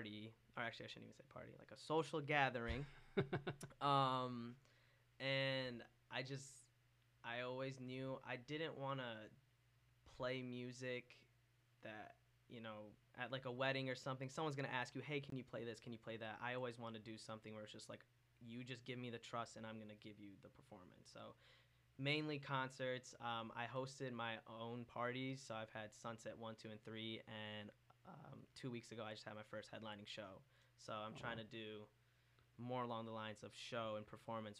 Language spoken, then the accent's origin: English; Okemos, Michigan, United States; I'm from Okemos, so I'm really just from the area my whole life.